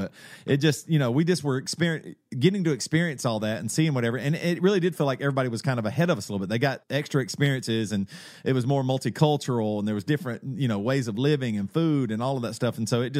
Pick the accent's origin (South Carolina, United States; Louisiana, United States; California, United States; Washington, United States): South Carolina, United States; like growing up in the South Carolina, I mean, even throw out cool music or whatever.